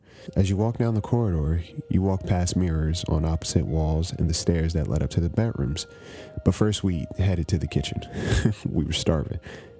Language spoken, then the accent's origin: English; East Coast, United States; Growing up on the East Coast, I hadn't spent too much time in Philadelphia.